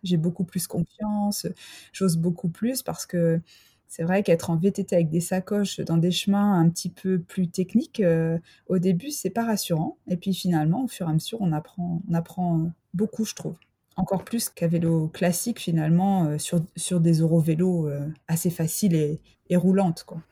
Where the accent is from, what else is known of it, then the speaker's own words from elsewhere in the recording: France; also born or lived in Freiburg, Germany / Mulhouse, Alsace; je suis française